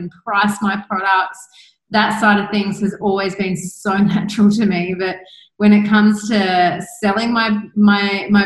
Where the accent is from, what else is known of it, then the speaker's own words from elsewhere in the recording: Australia; moved away as an adult; now in Bali, Indonesia; I am obviously from Australia